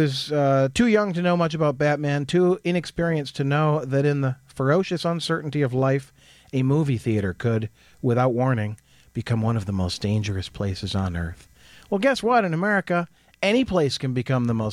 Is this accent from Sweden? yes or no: no; Jackson, United States; growing up in Jackson